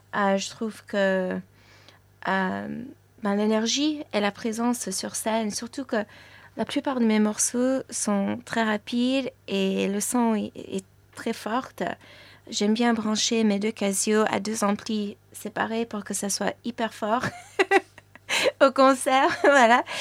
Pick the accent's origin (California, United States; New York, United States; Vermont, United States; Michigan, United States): New York, United States; first language French; moved away; also born or lived in Paris, France; je suis née à New York, donc mes parents tous les deux, ils parlent français. Et donc j'ai grandi en parlant le français à la maison